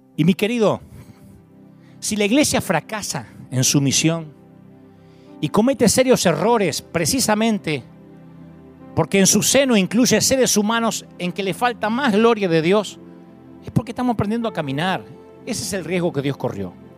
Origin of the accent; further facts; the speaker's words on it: Billinghurst, Buenos Aires Province, Argentina; now in California, United States; ni elegí nacer en Billinghurst